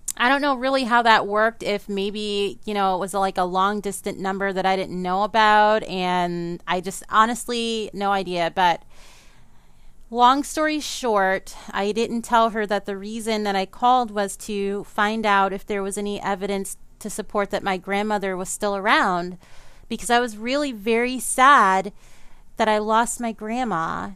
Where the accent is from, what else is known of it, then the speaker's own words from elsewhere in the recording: New Orleans, Louisiana, United States; I grew up in New Orleans, Louisiana